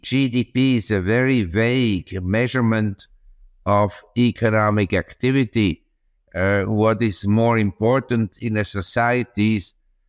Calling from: Chiang Mai, Thailand; From Chiang Mai, that's in the north of Thailand, in the Golden Triangle.

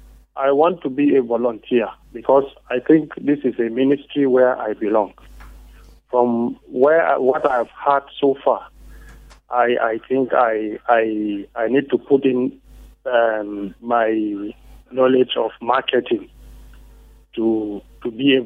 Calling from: Rayfield, Plateau, Nigeria; I'm calling from Rainfield.

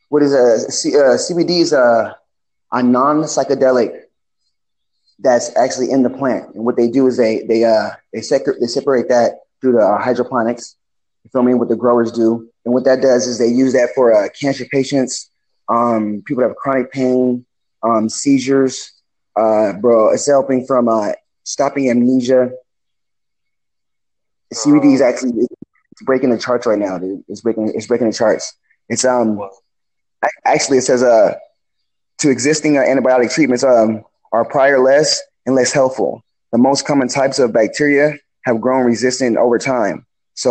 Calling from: California, United States; I'm calling from California.

